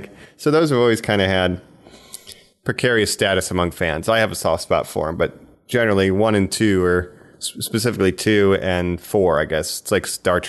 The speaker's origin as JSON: {"language": "English", "area": "Geauga County", "region": "Ohio", "country": "United States", "tie": "born or raised there", "said": "I grew up in Geauga County, which, you know, and it means Raccoon County"}